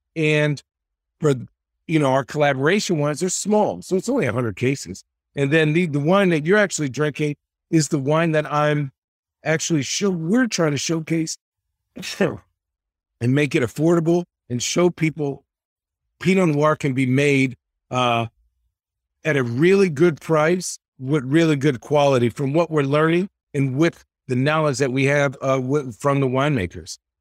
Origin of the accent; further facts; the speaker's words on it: Phoenix, Arizona, United States; moved away as an adult; now in Oregon, United States; I'm from Phoenix, Arizona